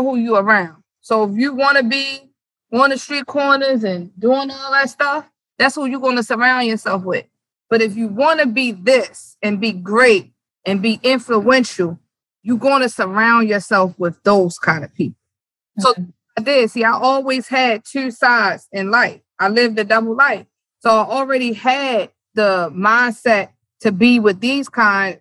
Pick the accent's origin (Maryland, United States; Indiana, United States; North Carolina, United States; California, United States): Maryland, United States; Baltimore; also born or lived in New York; born in New York. I grew up here in Baltimore